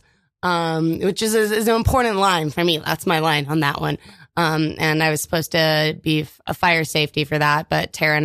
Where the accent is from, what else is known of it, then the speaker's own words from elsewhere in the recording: California, United States; moved away; I'm from California originally